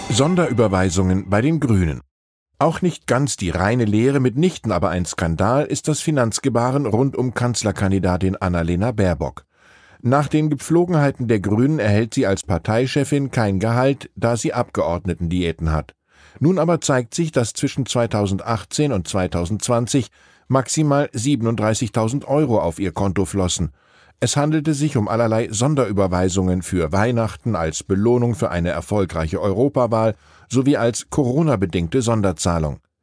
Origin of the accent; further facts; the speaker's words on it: Wiesbaden, Hesse, Germany; In meiner Heimat Wiesbaden-Rheingau